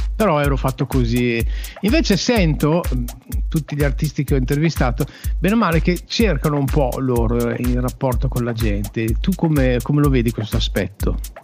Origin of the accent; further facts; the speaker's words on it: Uruguay; now in Italy; Io sono nativo, sono uruguaiano, sono nato, ah. nel, su, sono nato nel Sud America da mamma cilena e papà, e papà italiano